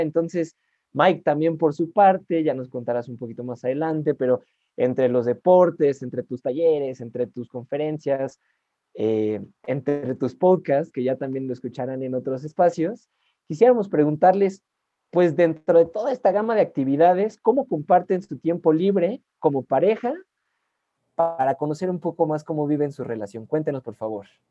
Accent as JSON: {"language": "Spanish", "country": "Mexico", "also_born_or_lived": "Spain", "said": "soy mexicano"}